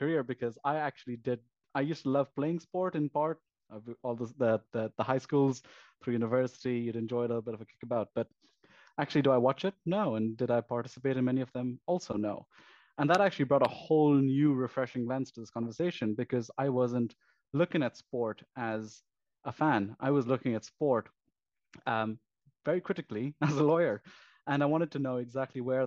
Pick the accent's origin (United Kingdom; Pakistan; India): Pakistan; moved away; I came from Pakistan originally